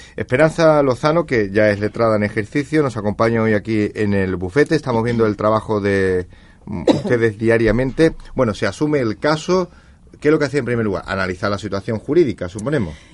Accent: Andalusia, Spain; los abogados andaluces

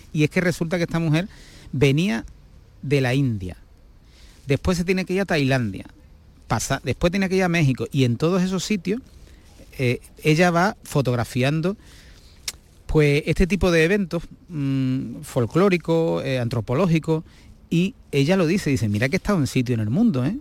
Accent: Gibraleón, Andalusia, Spain; yo, que soy de Gibraleón, de la provincia de Huelva

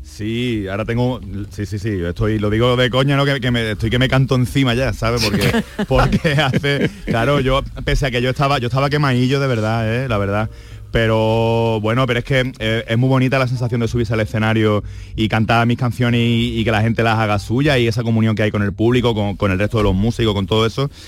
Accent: Andalusia, Spain; yo soy andaluz

